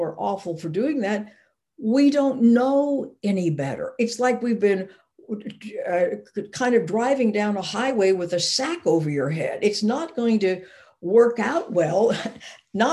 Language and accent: English; Arkansas, United States; I grew up in Arkansas